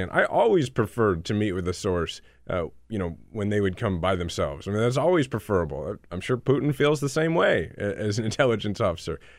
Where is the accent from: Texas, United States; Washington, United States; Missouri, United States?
Missouri, United States; Kansas City; I'm from Kansas